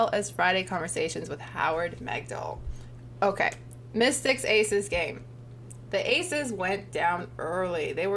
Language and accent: English; Toronto, Ontario, Canada; we're both from Toronto